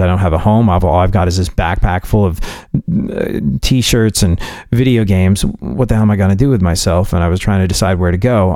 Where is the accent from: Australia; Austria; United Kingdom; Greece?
United Kingdom; England; moved away as an adult; also born or lived in New York / Houston; being a New Yorker that grew up in England